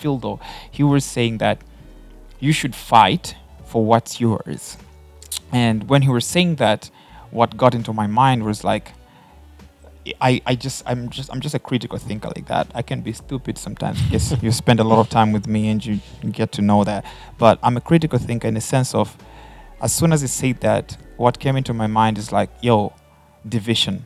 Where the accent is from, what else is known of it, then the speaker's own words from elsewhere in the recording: Tanzania; I'm from Tanzania